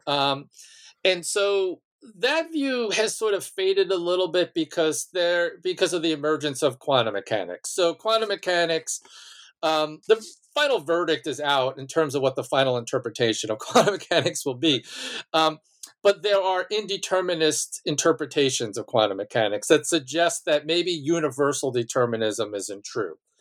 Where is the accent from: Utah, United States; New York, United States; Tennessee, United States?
New York, United States; Malverne; born or raised there